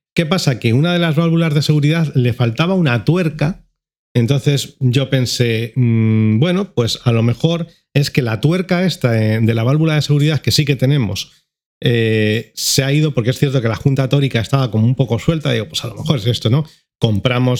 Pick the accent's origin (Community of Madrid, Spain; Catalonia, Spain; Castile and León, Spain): Community of Madrid, Spain; Madrid; como madrileño